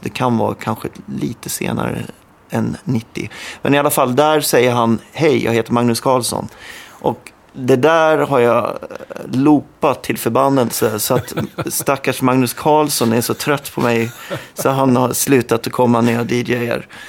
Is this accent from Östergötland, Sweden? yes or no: no; Tingsryd, Kronoberg County, Sweden; Tingsryd heter det